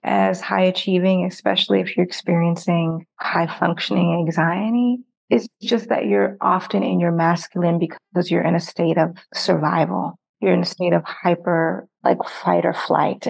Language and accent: English; Nigeria; I'm actually from Nigeria